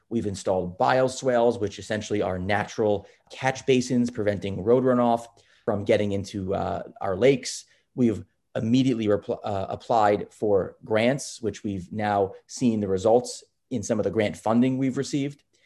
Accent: Roslyn, New York, United States; moved away as an adult; also born or lived in Boston; now in Southampton, United States; I did grow up, uh, grow up on Long Island in, uh, in a town called Roslyn, uh, in Nassau County

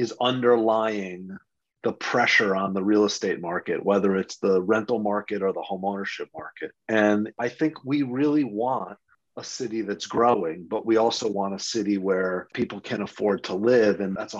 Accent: Rochester, New York, United States; moved away as an adult; now in New York City, United States; I grew up in Rochester, New York. I'm not a native New Yorker.

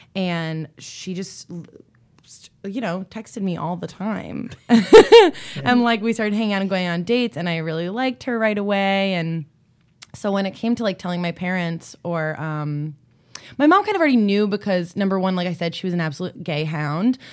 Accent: East Coast, United States; I'm from the East Coast

